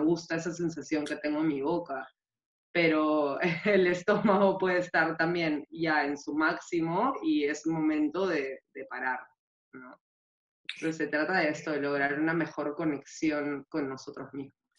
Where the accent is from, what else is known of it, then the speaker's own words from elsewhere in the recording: Peru; now in Spain; soy peruana